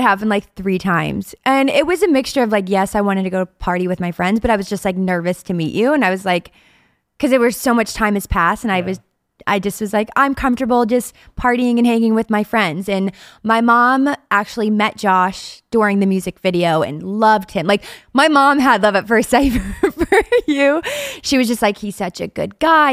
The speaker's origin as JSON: {"language": "English", "region": "Ohio", "country": "United States", "moved": "as an adult", "lives_now": "Pittsburgh, United States", "said": "I'm from Ohio and I'm what about an hour from where we are now in Pittsburgh?"}